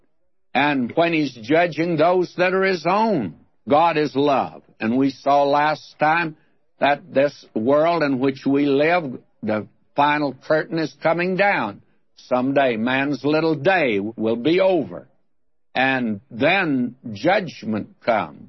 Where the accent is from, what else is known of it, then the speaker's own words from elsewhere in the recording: Texas, United States; accent: Texas accent; some of us Texans thought. We thought it was going to be the Texas accent